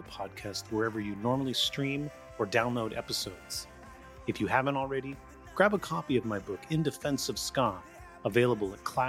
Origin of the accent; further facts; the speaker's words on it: Gilroy, California, United States; also born or lived in San Jose; now in Sacramento, United States; I grew up in Gilroy and lived in San Jose, now Sacramento